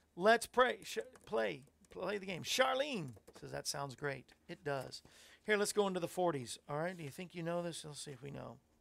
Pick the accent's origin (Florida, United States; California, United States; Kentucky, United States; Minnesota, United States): Florida, United States; when I was growing up in Florida